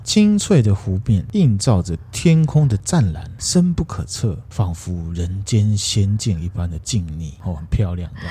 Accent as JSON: {"language": "Chinese", "country": "Taiwan", "said": "不过还好我台语很溜"}